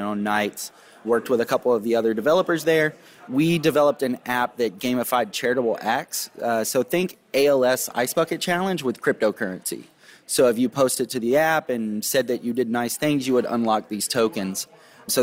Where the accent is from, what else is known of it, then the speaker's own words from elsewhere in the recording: Nashville, Tennessee, United States; I grew up in Nashville